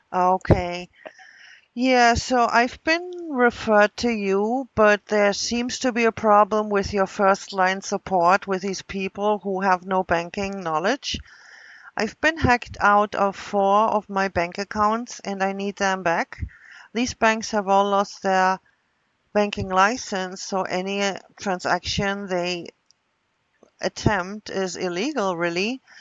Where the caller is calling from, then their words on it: Wisconsin, United States; I'm calling from Wisconsin.